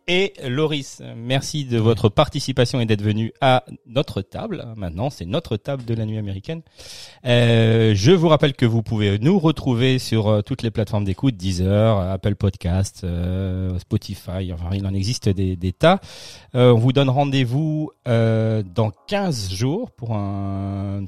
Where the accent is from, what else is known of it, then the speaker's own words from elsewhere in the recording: Strasbourg, Grand Est, France; nous on est on est de Strasbourg